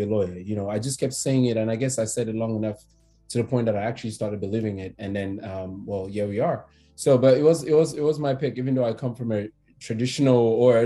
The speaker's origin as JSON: {"language": "English", "country": "Cameroon", "tie": "born or raised there", "also_born_or_lived": "Douala, Cameroon / South Africa", "moved": "as an adult", "lives_now": "United States", "said": "I'm originally from Cameroon, as you know. I went to school there, then went to school in South Africa as well. Moved here in 2015"}